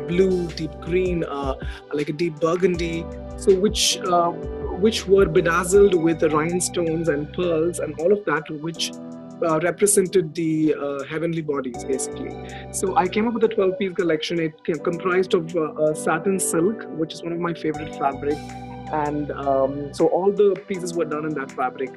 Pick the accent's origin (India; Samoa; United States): India; Chennai, Tamil Nadu; I was born and raised in Chennai